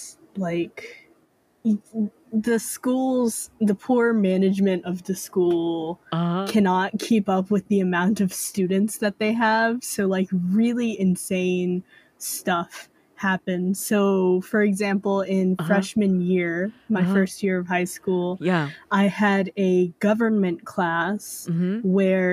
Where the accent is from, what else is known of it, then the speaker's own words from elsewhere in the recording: North Carolina, United States; I'm from North Carolina